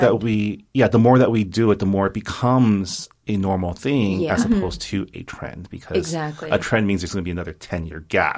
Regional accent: San Gabriel Valley, California, United States; moved away; I grew up in the San Gabriel Valley where, you know, being Asian was kind of the thing

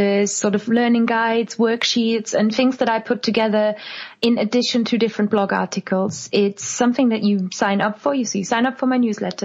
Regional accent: Germany; English is a second language; moved away as an adult; now in United Kingdom; I am originally from Germany, and in Germany I was already really into languages

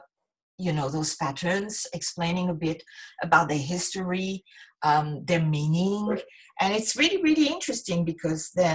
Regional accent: southern France, France; moved away as an adult; now in Japan; I'm from a small town in the south

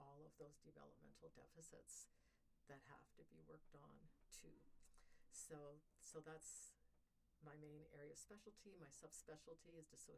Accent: Ontario, Canada; also born or lived in Colorado; now in Georgia, United States; I'm Canadian from Ontario, and there's lots of water and trees in Ontario

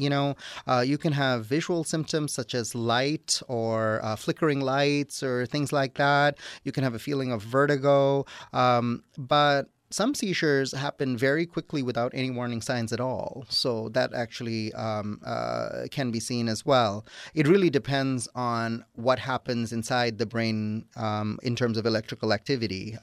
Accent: Toronto, Ontario, Canada; moved away as an adult; also born or lived in Wisconsin / Atlanta, Georgia; now in Dalton, Georgia, United States; I'm originally from Toronto, Canada, but I did my training in Wisconsin

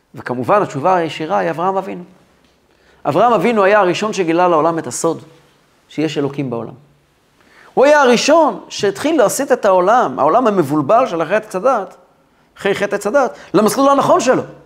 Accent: Kfar Chabad, Central District, Israel; אני גדלתי בכפר חב"ד

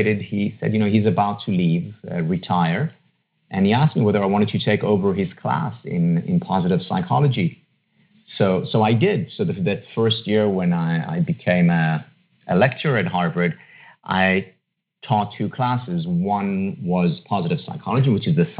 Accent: Israel; moved away; I was born and raised in Israel, in a city just outside Tel Aviv

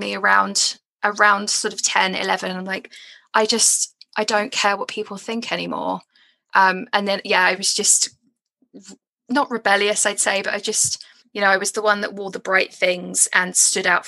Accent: Edgware, London, United Kingdom; I grew up in Edgware. I was born in Edgware

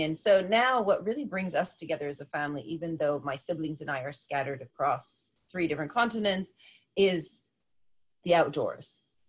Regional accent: Japan; also born or lived in United States; Strange thing is that from being from the States, like I'm half, because I'm half Colombian, half American. But then growing up in Japan, they don't recognize that because you're all just foreigners.

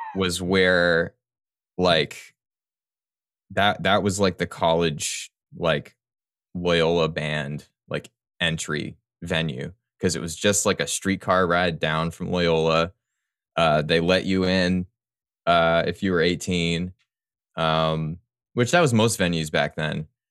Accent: Houston, Texas, United States; now in New Orleans, United States; I grew up in, uh, Texas, mostly

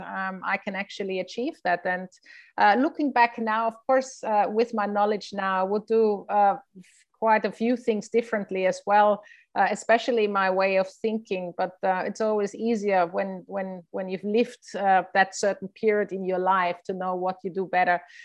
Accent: Innsbruck, Tyrol, Austria; I played in my hometown in Innsbruck

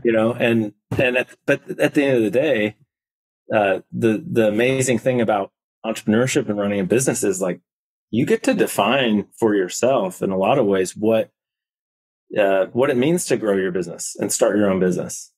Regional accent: Indiana, United States; moved away as an adult; also born or lived in Nashville, Tennessee; I grew up in Indiana

